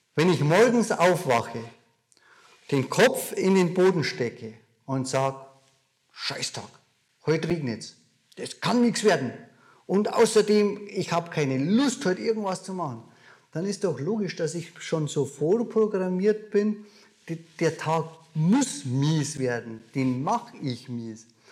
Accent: Mosen, Bavaria, Germany; accent: Bavarian; Wir sind inmitten in Bayern, wie du an meinem Dialekt vielleicht hörst. Mosen, ein kleines Dorf, von München nicht allzu weit weg. Und da bin ich groß geworden. Da bin ich aufgewachsen.

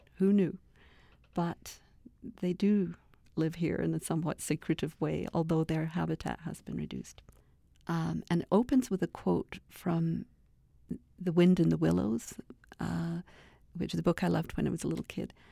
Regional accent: Toronto, Ontario, Canada; moved away as an adult; also born or lived in Scotland; now in Edmonton, Canada; I, I was a little girl in Scotland, uh, and then I grew up in Toronto, sort of Lake Ontario.

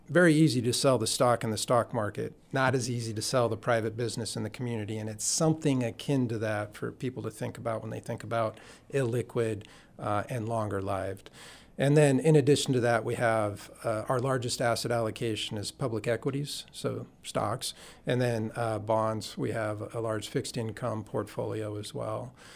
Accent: Juneau, Alaska, United States; also born or lived in Cordova, Alaska / Yakutat, Alaska; I was born in Cordova, lived in Yakutat, and then grew up primarily in Juneau

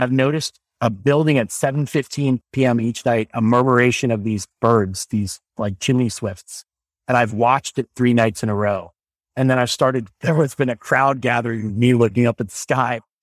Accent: Normal, Illinois, United States; moved away; I went to a lab school called Thomas Metcalf's School in Illinois. I'm from the town of Normal

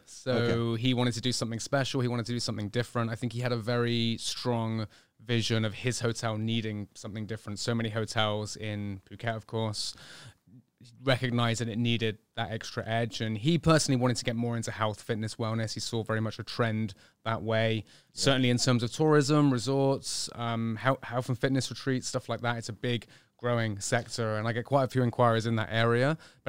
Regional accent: Bristol, South West England, United Kingdom; Well, I was born in 1982 in Bristol, fairly normal upbringing, I guess, kind of into health and fitness, or more just sport, really, as I was growing up

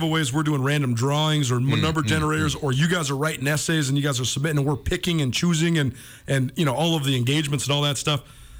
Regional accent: Missoula, Montana, United States; moved away; returning to Missoula, my hometown

